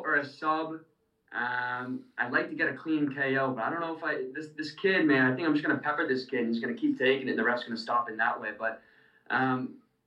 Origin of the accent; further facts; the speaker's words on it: Dracut, Massachusetts, United States; my hometown, Drakett